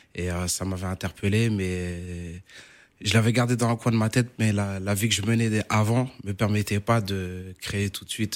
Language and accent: French; Paris, Île-de-France, France; also born or lived in Cape Verde; nous, comme on est natif de Danube